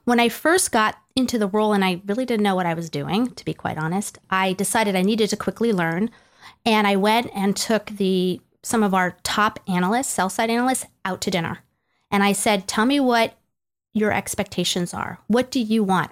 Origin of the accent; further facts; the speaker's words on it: Greenwich, Connecticut, United States; moved away as an adult; also born or lived in New York City / Nashville, Tennessee; now in Bellevue, United States; I grew up in Greenwich, Connecticut.